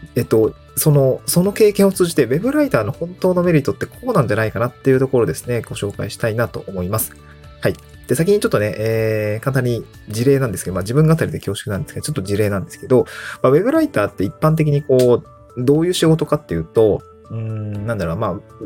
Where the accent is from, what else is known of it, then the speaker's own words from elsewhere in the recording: Niigata, Japan; also born or lived in Aomori / Tokyo; now in Awaji Island, Japan; 僕も大学は青森で、で、地元が新潟で